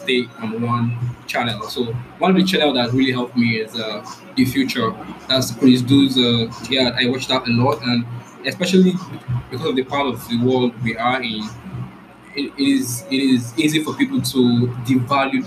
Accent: Rivers State, Nigeria; I'm from Nigeria. The south part of Nigeria, Rivers State

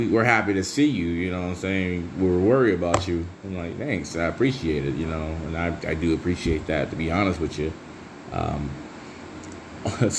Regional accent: Michigan, United States; I'm from the Michigan area

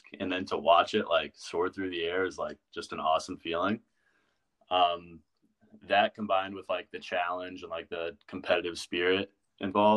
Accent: Ocala, Florida, United States; now in St. Petersburg, United States; I'm from Ocala, fifth year senior at Eckerd

